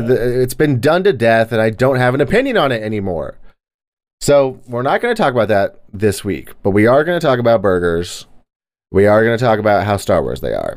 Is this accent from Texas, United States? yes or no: yes; Texas, United States; I'm from Texas.